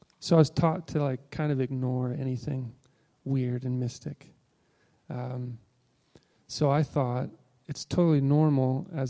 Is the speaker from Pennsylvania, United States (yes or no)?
no; Illinois, United States; moved away; I'm originally from Illinois.